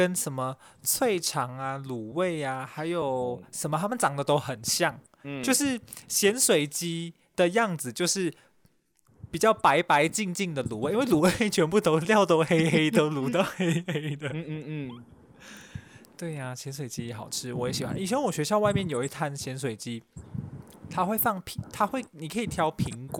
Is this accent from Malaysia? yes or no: yes; Malaysia; 我们是马来西亚人，所以马来西亚人做的味道也比较符合马来西亚人的口味。